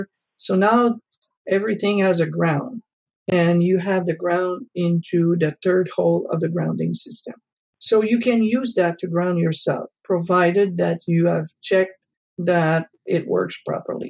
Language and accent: English; Canada; moved away; I come originally from Canada, so I know about cold weather